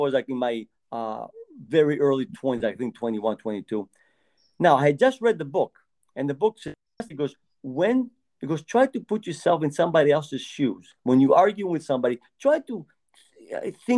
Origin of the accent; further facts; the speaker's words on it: Greece; moved away; I was raised in Greece. And when I lived there, thin was the norm